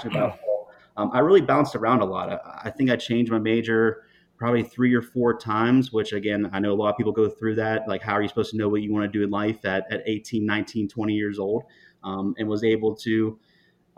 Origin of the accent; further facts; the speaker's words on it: Eighty Four, Pennsylvania, United States; also born or lived in West Virginia; I'm actually from 84, Pennsylvania is my hometown, small country town south of Pittsburgh, Pennsylvania